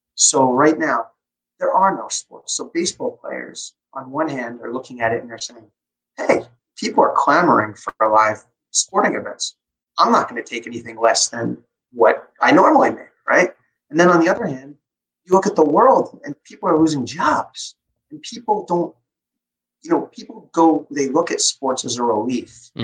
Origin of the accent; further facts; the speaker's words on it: Long Island, New York, United States; I grew up on Long Island